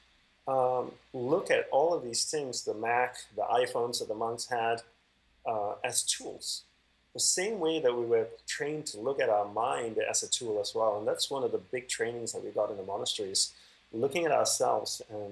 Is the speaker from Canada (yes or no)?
no; Australia; moved away as an adult; also born or lived in Malaysia / Hawaii; my family migrated to Australia